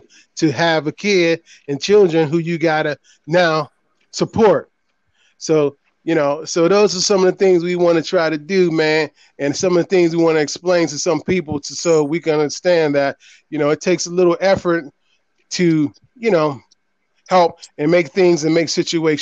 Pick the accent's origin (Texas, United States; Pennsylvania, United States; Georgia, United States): Pennsylvania, United States; Pittsburgh; born and raised in the projects up there in PGH, Pittsburgh, PA